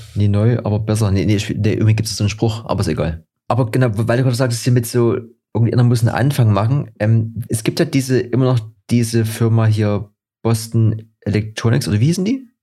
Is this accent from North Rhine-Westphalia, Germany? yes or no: no; Dresden, Saxony, Germany; bei uns in Dresden